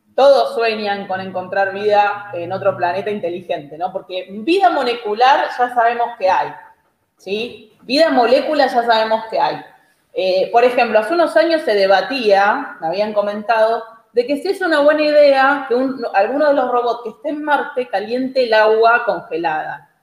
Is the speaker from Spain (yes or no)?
no; Argentina; somos los argentinos